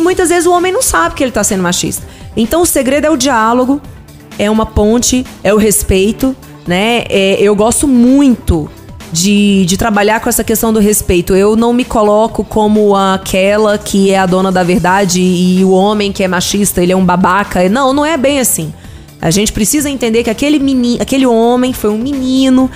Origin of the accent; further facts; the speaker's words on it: Ceilândia, Federal District, Brazil; eu cresci na Ceilândia